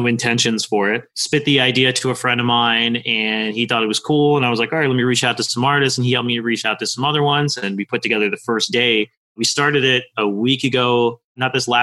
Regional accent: Boca Raton, Florida, United States; also born or lived in New York / Delray Beach, Florida; I lived in West Boca, moved here when I was 5 from New York. And I lived in West Boca predominantly my entire life.

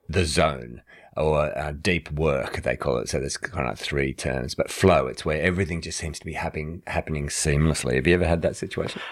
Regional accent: Australia

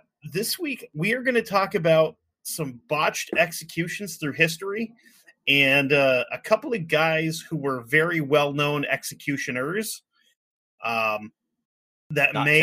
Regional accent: United States; as an American

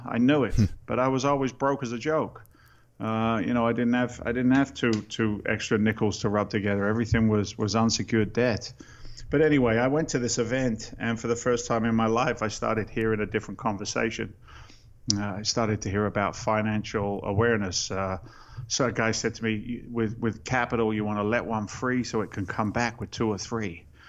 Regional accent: England, United Kingdom; now in United States; I'm an immigrant to the States. I came here in 86 from England. I'm a working class guy.

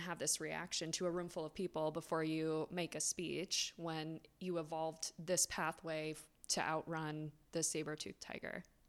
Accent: South Florida, United States; I grew up in South Florida

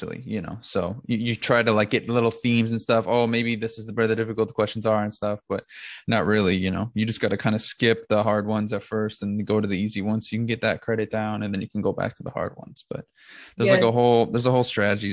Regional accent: Minnesota, United States; moved away as an adult; also born or lived in Grenada; now in New York, United States; I grew up in Minnesota

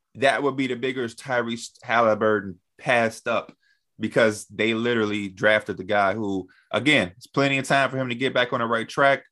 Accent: Chicago, Illinois, United States; I'm from Chicago

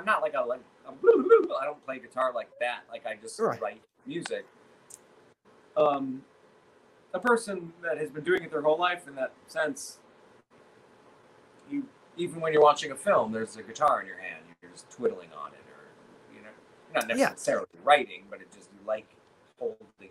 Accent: California, United States; I grew up in California

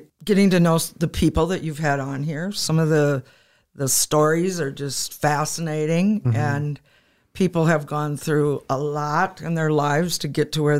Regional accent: Madison, South Dakota, United States; I grew up in probably a typical white family in Madison, South Dakota.

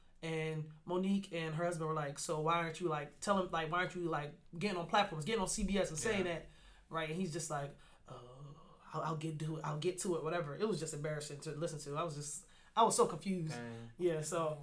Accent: Camden, New Jersey, United States; I'm a first generation Nigerian. My parents are from Africa. I grew up in Camden

